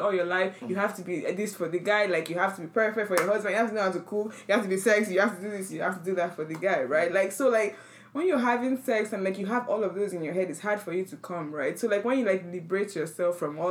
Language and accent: English; Nigeria; we're all from Nigeria